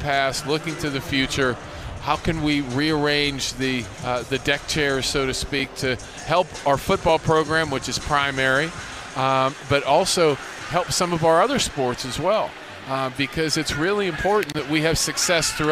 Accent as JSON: {"language": "English", "town": "Pittsburgh", "region": "Pennsylvania", "country": "United States", "moved": "yes", "lives_now": "Miami, United States", "said": "I'm a guy from Pittsburgh"}